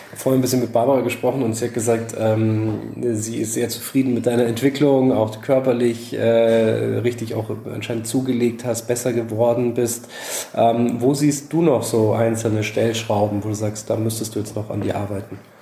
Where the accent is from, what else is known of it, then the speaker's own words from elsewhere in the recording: Bavaria, Germany; Jetzt komme ich aus Bayern